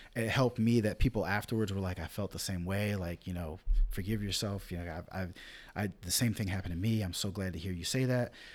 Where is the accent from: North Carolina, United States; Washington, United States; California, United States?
North Carolina, United States; Rich Square; also born or lived in upstate New York; Rich Square, North Carolina. One, northern black folk drive through my hometown